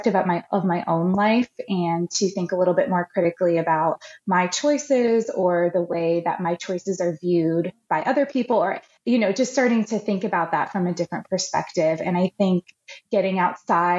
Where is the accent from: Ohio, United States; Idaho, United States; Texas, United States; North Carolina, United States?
Ohio, United States; I've grown up in the Midwest. I'm from Ohio. I've lived almost my entire life in the same sort of region in Ohio